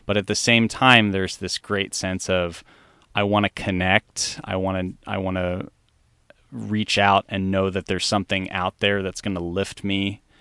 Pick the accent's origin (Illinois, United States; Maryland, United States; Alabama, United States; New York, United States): Maryland, United States; Columbia; I grew up in this a community in, um, Columbia, Maryland